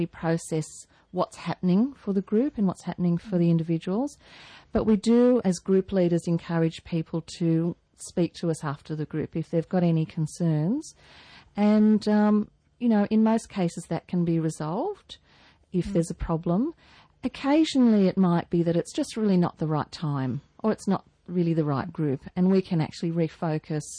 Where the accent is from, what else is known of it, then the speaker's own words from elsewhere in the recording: Newcastle, New South Wales, Australia; I'm a Newcastle girl. I grew up in Newcastle, married a Newcastle boy, moved away for a while.